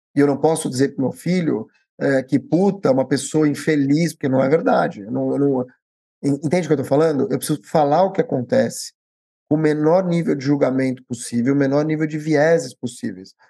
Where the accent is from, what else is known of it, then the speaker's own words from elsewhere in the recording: Brazil; eu já nasci no Brasil.